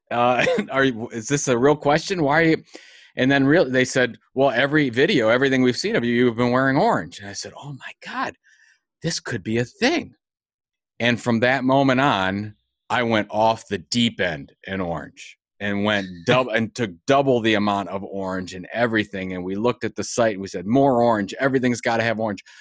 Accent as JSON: {"language": "English", "town": "Cleveland", "region": "Ohio", "country": "United States", "said": "I'm from Cleveland"}